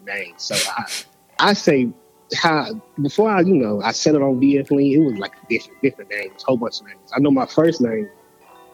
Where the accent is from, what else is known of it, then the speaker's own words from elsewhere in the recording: Memphis, Tennessee, United States; I'm from Memphis, and I didn't know I had an accent